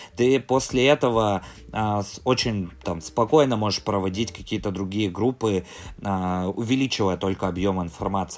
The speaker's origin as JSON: {"language": "Russian", "town": "Sysert", "region": "Sverdlovsk Oblast", "country": "Russia", "tie": "born or raised there", "also_born_or_lived": "near Moscow (born)", "said": "Я родился в ста километрах от Москвы. У меня в девяносто шестом году семья переехала на Урал"}